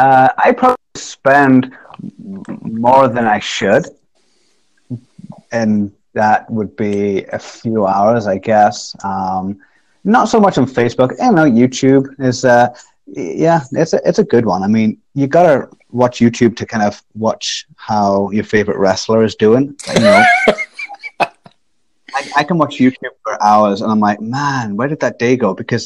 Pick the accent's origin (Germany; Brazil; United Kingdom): United Kingdom; England; So talking about stereotypes, I'm an English person who hates tea and coffee.